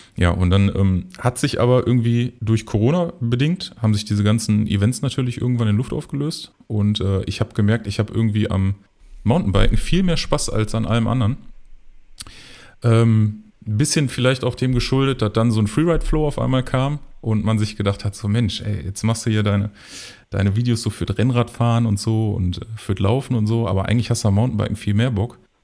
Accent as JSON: {"language": "German", "town": "Mülheim an der Ruhr", "region": "North Rhine-Westphalia", "country": "Germany", "tie": "born or raised there", "moved": "as an adult", "lives_now": "Oberhausen, Germany", "said": "gebürtig komme ich aus Mülheim und ähm, wohne aber jetzt schon ja, seit ich glaube, sechs Jahren sind es mittlerweile in Oberhausen"}